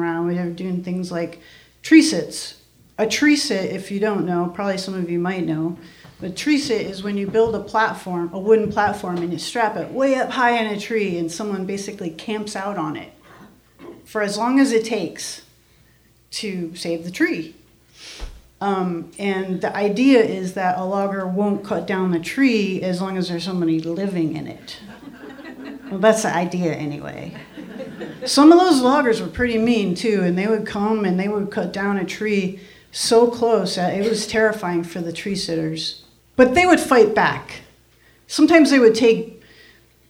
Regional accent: Adirondack Mountains, New York, United States; I grew up in the Adirondack Mountains.

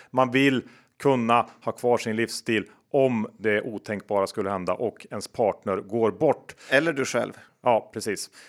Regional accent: Värmland, Sweden; som värmlänning

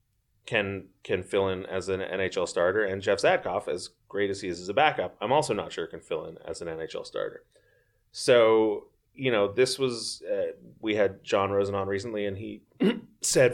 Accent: Toronto, Ontario, Canada; I was born in Toronto

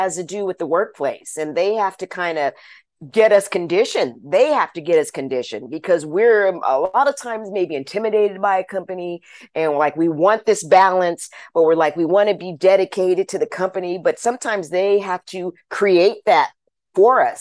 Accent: Orange County, California, United States; also born or lived in Los Angeles, California; I was born and raised in Orange County, California, lived there until I was about 17 years old

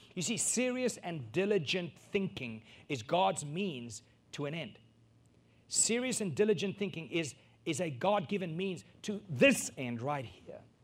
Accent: South Africa; a South African born and raised

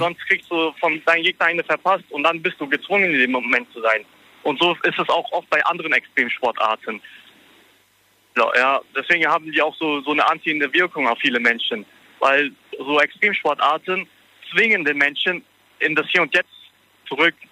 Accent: Germany; ich bin in Deutschland geboren und hier okay. aufgewachsen

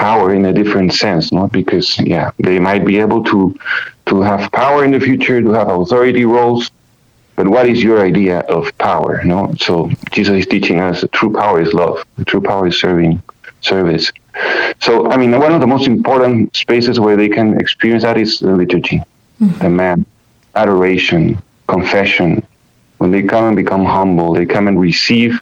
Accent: Peru; moved away as an adult; now in United States; coming from Peru, I came 4 years ago from Peru

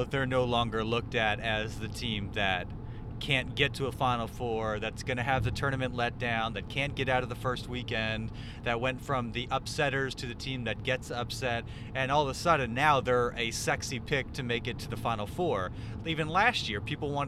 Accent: Philadelphia, Pennsylvania, United States; moved away; also born or lived in Baltimore; I'm from Philadelphia

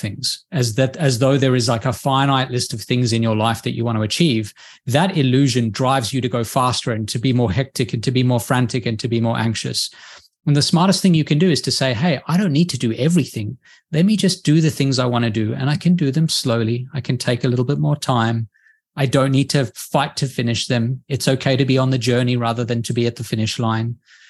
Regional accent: Australia; I'm from Australia.

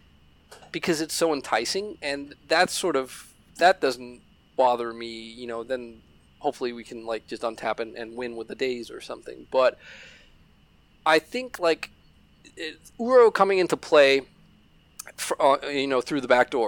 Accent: Denmark; We're Danes from Denmark and we're Danish

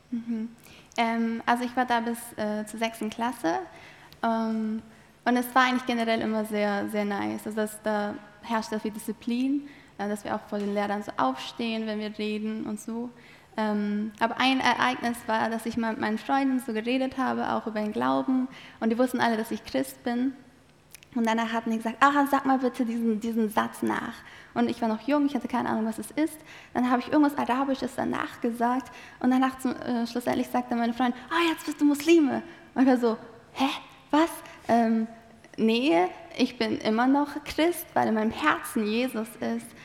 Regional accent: Malatya, Turkey; also born or lived in Adana; now in Germany; also ich bin in Adana geboren, in Malatya aufgewachsen. Das sind zwei Städte im Osten der Türkei.

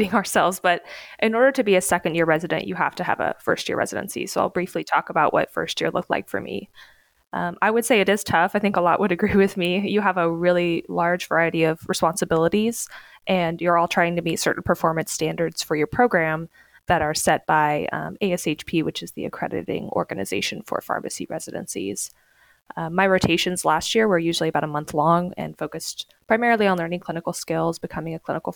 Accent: Kansas, United States; also born or lived in North Carolina; So originally I am from Kansas. I'm from a small town outside of Wichita

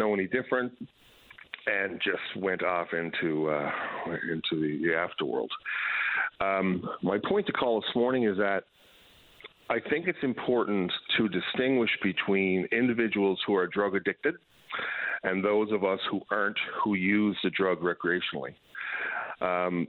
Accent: Newfoundland and Labrador, Canada; moved away as an adult; now in British Columbia, Canada; I practiced law in Newfoundland for quite a long period of time until I moved to British Columbia

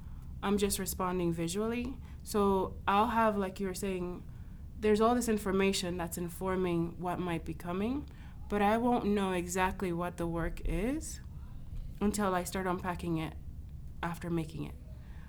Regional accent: United States; being able to even question, posit those two questions only came out of growing up in the States.

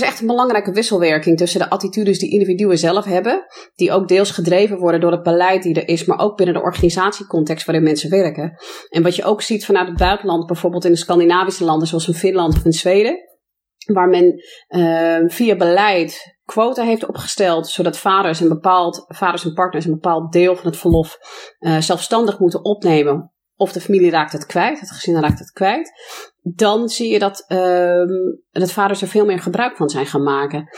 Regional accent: United States; Dutch is a second language; now in Netherlands; ik ben zelf Amerikaanse van oorsprong, dus geboren en getogen in de VS.

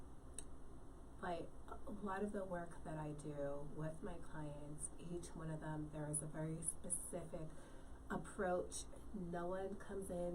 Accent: New York, United States; growing up in New York

